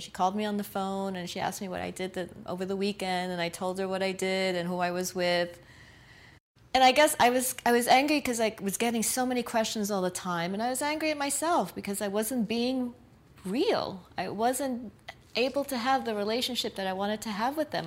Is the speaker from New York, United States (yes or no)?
yes; New York City, New York, United States; I was born in Brooklyn, New York. My parents came to New York from Puerto Rico in the 1950s. And so I'm a diehard New Yorker